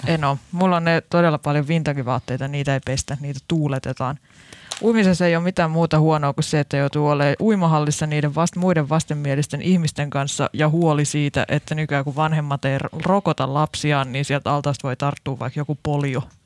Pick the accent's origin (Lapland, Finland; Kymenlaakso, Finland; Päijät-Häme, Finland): Päijät-Häme, Finland; Lahti; mä en ole edes Helsingistä, mä oon Lahdesta